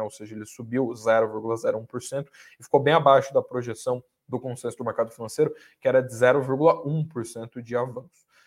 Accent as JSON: {"language": "Portuguese", "region": "South Region", "country": "Brazil", "moved": "yes", "lives_now": "São Paulo, Brazil", "said": "Eu sou lá do Sul"}